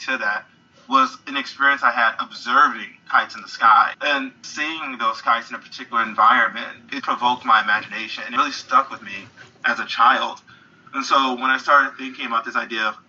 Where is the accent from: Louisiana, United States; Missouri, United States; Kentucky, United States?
Missouri, United States; St. Louis; St. Louis, Missouri, which is my hometown